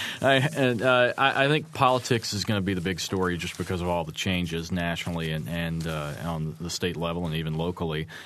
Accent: Arkansas, United States; moved away as an adult; also born or lived in Fayetteville, Arkansas; now in Bloomington, United States; my home state of Arkansas

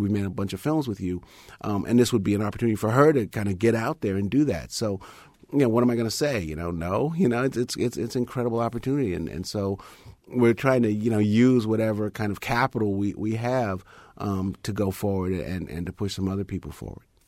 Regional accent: United States; I'm a black person. I'm American

